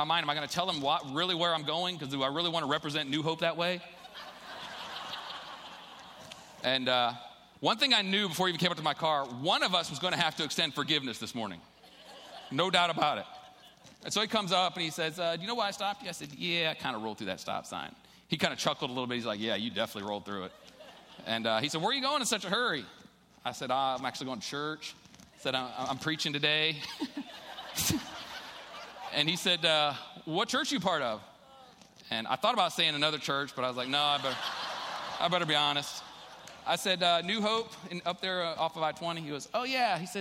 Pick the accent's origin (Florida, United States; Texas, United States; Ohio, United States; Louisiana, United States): Ohio, United States; I'm from Ohio